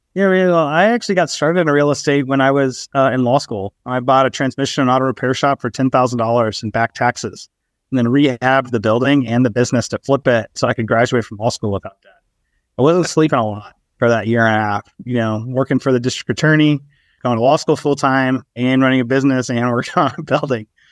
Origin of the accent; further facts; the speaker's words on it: Texas, United States; also born or lived in Albany, New York; I was actually raised in Texas